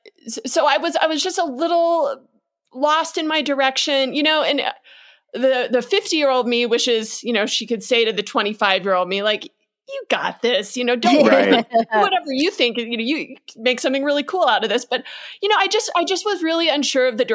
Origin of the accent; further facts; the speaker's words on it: Southern California, United States; moved away as an adult; also born or lived in Berkeley, California; now in Mammoth Lakes, United States; I grew up in Southern California